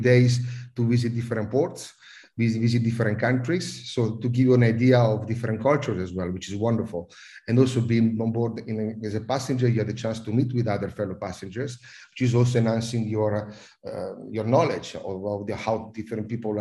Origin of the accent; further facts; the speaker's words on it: Italy; accent: Italian; also born or lived in United Kingdom / Netherlands / South Africa / Malaysia; now in Singapore; I'm Italian, as everyone can probably understand from my accent